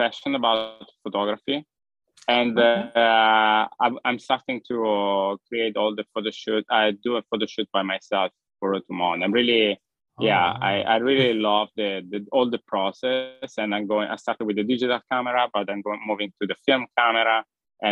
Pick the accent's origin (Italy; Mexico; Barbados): Italy; English is a second language; moved away as an adult; now in United States; when I left Italy to come to US, I didn't speak English at all